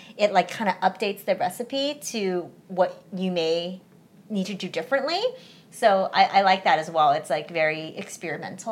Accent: United States; English is a second language; when I first came to America, like my mom's number one focus was like learn English as fast as possible. I was five, so I was pretty young

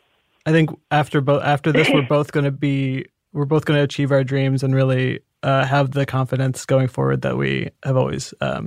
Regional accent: Indiana, United States; I'm from Indiana, you know, the Midwest. I'm in my early 30s.

